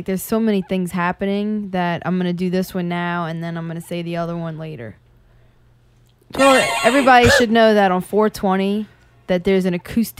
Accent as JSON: {"language": "English", "area": "West Bank", "region": "Louisiana", "country": "United States", "said": "I'm from the West Bank."}